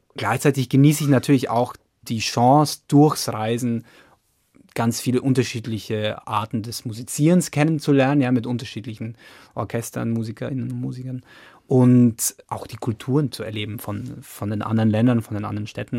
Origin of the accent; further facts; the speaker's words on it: Lower Bavaria, Germany; now in Frankfurt, Germany; ich bin ja in, in Niederbayern aufgewachsen